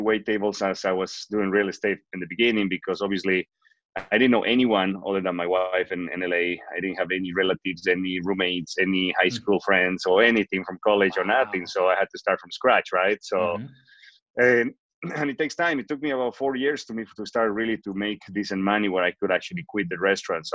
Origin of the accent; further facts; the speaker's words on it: Bolivia; first language Spanish; English is a second language; moved away as an adult; now in United States; I'm originally from Bolivia. I moved to the United States in 2003 in May to learn English after I graduated from college